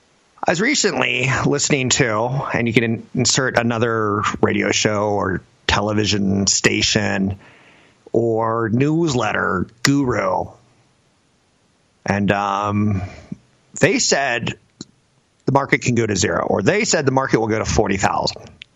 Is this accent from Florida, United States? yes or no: yes; Florida, United States; You know, the image that I grew up with in Florida